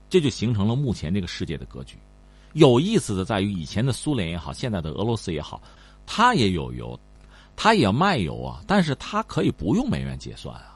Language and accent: Chinese; China; 我们中国人